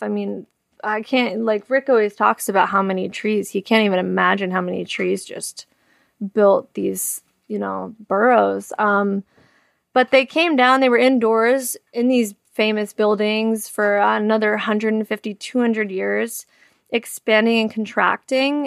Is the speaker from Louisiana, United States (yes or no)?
no; Hazlet, New Jersey, United States; also born or lived in East Windsor, New Jersey; I grew up in Hazlitt, New Jersey, and then I lived in East Windsor, New Jersey for a while